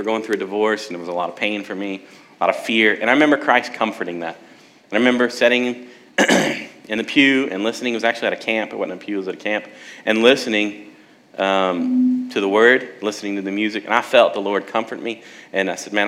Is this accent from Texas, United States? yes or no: yes; South Texas, United States; moved away; also born or lived in San Antonio / Alaska; I'm from Texas, South Texas